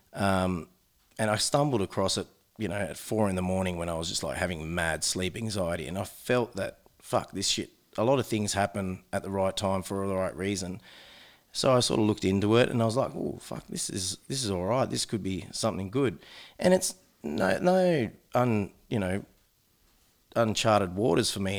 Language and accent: English; New South Wales, Australia; now in Adelaide, Australia; I am from New South Wales